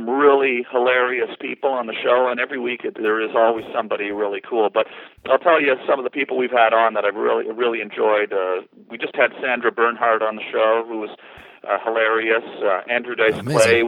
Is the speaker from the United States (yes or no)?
no; Canada; being Canadian